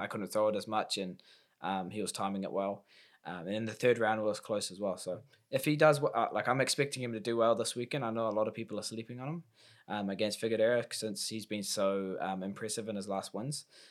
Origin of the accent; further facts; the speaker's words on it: Auckland, New Zealand; my, um, first time fighting in Auckland in my hometown in five years.